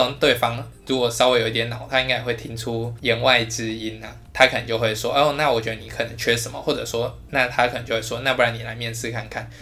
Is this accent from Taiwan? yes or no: yes; Taiwan; 我就生在这，我的工作也在这，我的房子也在这